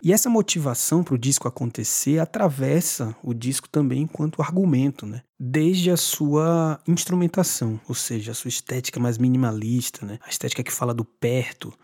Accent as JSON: {"language": "Portuguese", "town": "Salvador", "region": "Bahia", "country": "Brazil", "tie": "born or raised there", "moved": "yes", "lives_now": "São Paulo, Brazil", "said": "Eu nasci em Salvador e estou vivendo em São Paulo"}